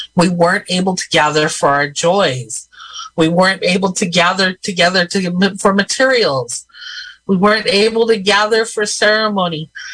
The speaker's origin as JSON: {"language": "English", "area": "Robinson Rancheria", "region": "California", "country": "United States", "said": "I am Eastern Pomo from the Robinson Rancheria"}